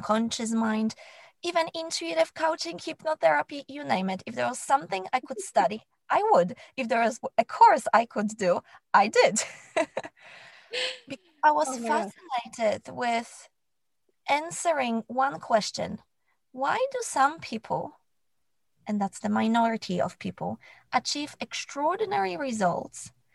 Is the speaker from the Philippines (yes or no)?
no; Poland; moved away; I grew up in Poland